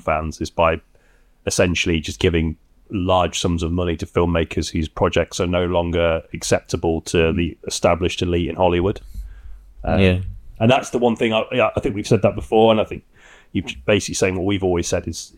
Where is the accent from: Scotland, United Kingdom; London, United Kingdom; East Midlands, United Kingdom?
East Midlands, United Kingdom; Derby; my hometown of Derby